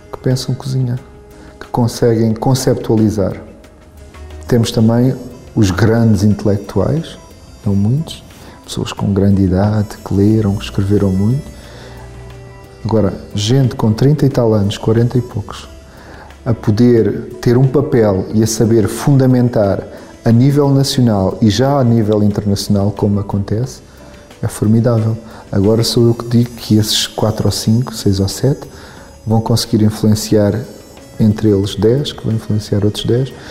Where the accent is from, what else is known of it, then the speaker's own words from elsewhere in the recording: Algarve, Portugal; now in Lisbon, Portugal; Eu vim do Algarve para Lisboa para estudar Direito.